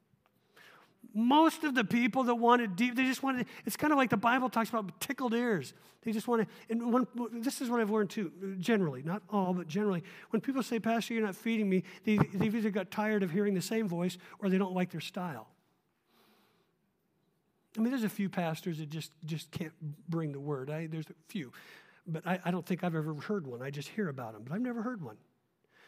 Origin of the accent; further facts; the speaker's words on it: Oregon, United States; I'm a little up in years, and I grew up in Oregon